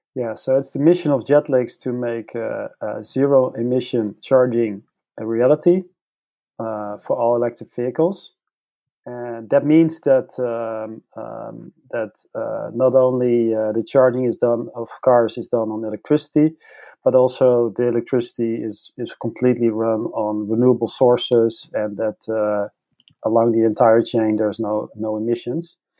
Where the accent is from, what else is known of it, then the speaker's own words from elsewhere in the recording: Netherlands; I come from the Netherlands